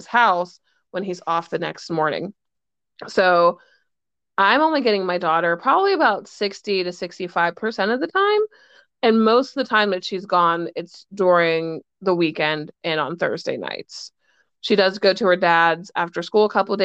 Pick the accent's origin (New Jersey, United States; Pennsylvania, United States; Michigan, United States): Pennsylvania, United States; Pittsburgh; I was born and raised in Pittsburgh, Pennsylvania